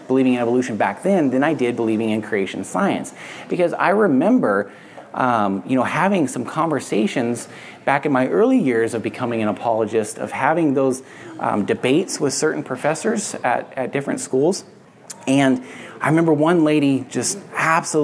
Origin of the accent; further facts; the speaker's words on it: Barstow, California, United States; we're in the middle of the desert where I grew up in Southern California in Barstow